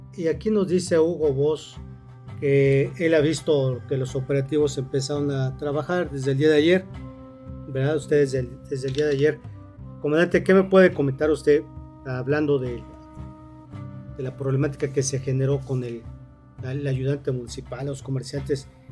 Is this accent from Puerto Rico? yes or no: no; Cuernavaca, Morelos, Mexico; Los que somos de Cuernavaca